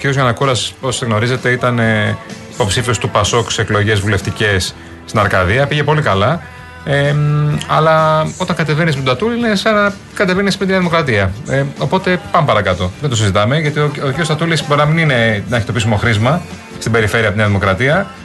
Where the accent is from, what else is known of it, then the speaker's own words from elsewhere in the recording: Marousi, Attica, Greece; born there; Γεννήθηκα στην Αθήνα, εδώ στο Μαρού, στο Υγεία που γεννηθεί.